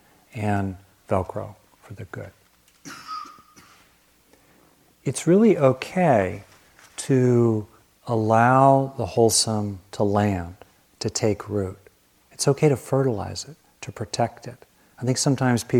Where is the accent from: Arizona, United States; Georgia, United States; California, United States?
California, United States; Southern; I grew up with lizards in Southern California